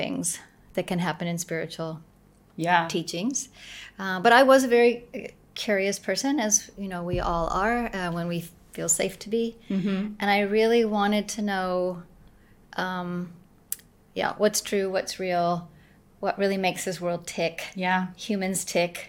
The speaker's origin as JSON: {"language": "English", "region": "Arkansas", "country": "United States", "tie": "born or raised there", "said": "I grew up in Arkansas, in the South, in America."}